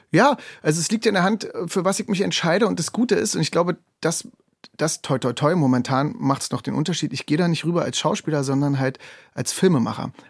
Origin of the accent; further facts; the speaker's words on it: Anklam, Mecklenburg-Vorpommern, Germany; Ich bin geboren in Anklam